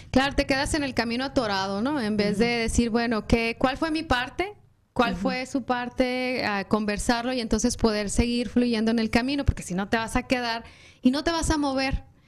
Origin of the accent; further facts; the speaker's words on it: Mexico; now in United States; seguimos siendo mexicanos, porque los tres somos mexicanos